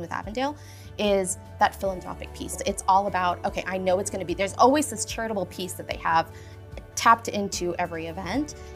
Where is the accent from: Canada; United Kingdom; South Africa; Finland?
South Africa; moved away; I'm from South Africa